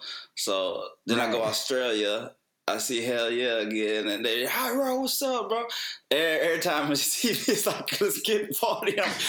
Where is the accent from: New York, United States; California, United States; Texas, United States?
Texas, United States; I'm from Texas